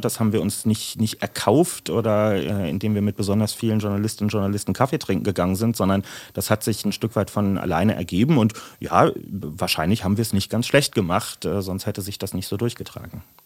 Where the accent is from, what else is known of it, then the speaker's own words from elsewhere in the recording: Berlin, Germany; es ging über Mariendorf und Langwitz und dann mit 13 ungefähr nach Lichtenrade